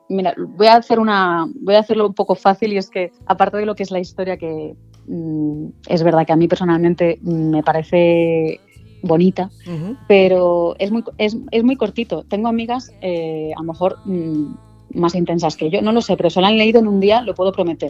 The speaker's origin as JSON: {"language": "Spanish", "town": "Barcelona", "region": "Catalonia", "country": "Spain", "moved": "as an adult", "lives_now": "Madrid, Spain", "said": "yo sí soy de Barcelona, pero hace, bueno, yo creo que ya 11, 12 años que estoy aquí en Madrid"}